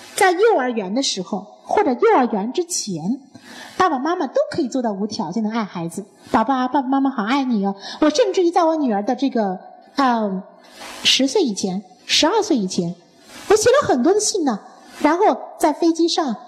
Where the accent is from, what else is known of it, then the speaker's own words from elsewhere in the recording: China; 我们中国人喜欢用一个孝字